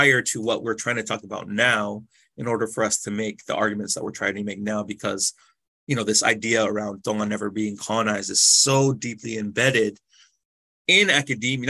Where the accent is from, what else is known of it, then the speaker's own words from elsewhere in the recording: United States; Both Daniel and I were both born and raised in the States